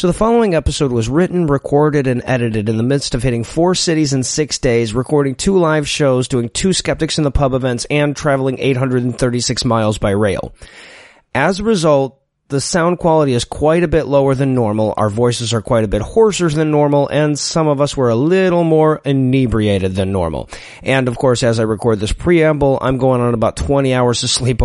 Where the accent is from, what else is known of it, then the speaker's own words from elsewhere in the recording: United States; I was one of the 64% of Americans that had never left my home country.